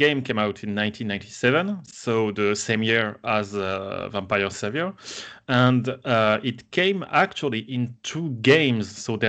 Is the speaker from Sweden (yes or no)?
no; France; English is a second language; from France.